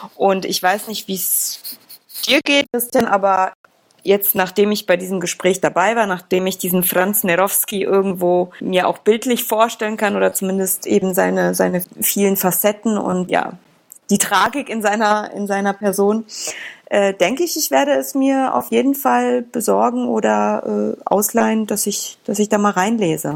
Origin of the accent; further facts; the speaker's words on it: Poland; Polen, meinem Heimatland.